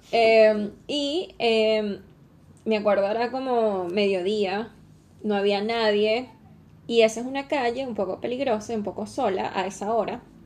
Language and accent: Spanish; Venezuela; now in Chile; como venezolana no estoy acostumbrada a los temblores todavía